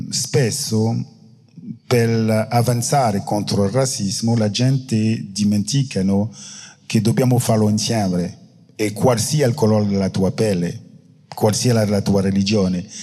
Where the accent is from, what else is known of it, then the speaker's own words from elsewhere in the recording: France; Italian is a second language; Io sono francese e forse in Italia è molto più facile parlare della colonizzazione perché alla fine... Eh, non lo so, non sono italiano.